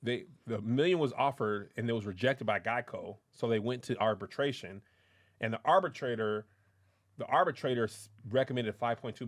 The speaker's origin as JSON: {"language": "English", "town": "El Paso", "region": "Texas", "country": "United States", "said": "I'm from El Paso, and I used to always think something like that would happen to me. Yeah. They find out I was from El Paso."}